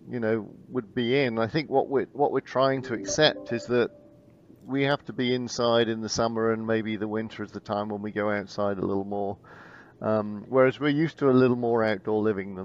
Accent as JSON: {"language": "English", "area": "Bristol, Bath area", "region": "South West England", "country": "United Kingdom", "also_born_or_lived": "Portland", "moved": "yes", "lives_now": "Houston, United States", "said": "I'm from the southwest. Okay. So Bristol, Bath area."}